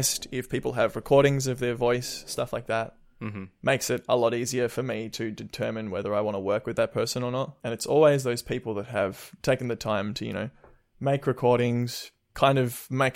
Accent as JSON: {"language": "English", "town": "Melbourne", "region": "Victoria", "country": "Australia", "said": "I'm from Melbourne"}